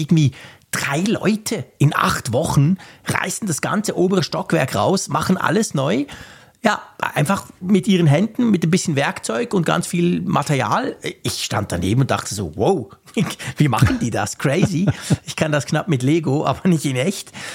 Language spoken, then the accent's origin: German; Switzerland; als Schweizer